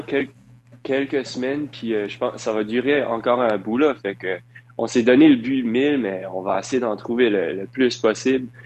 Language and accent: French; Dieppe, New Brunswick, Canada; Je viens de, de Dieppe, au Nouveau-Brunswick